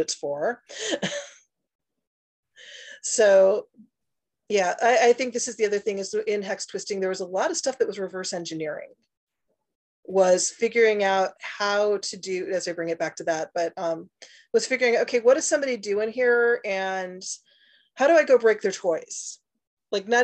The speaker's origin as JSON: {"language": "English", "region": "Northwest Indiana", "country": "United States", "tie": "born or raised there", "said": "I grew up in a small town in Northwest Indiana"}